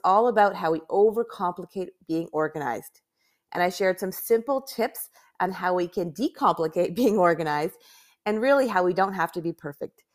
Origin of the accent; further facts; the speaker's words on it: Canada; I'm from Canada